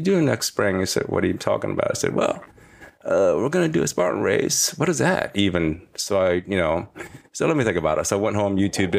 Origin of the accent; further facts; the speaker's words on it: Kansas City, Missouri, United States; accent: Kansas City; also born or lived in Indonesia; we've been moved to Kansas City. That's why I talk like this. Pretty much like a cowboy, redneck cowboy, which that's who I am.